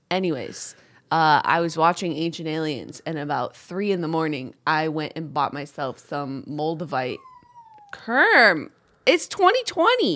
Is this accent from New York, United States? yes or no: yes; upstate New York, United States; I grew up in Upsa-, upstate New York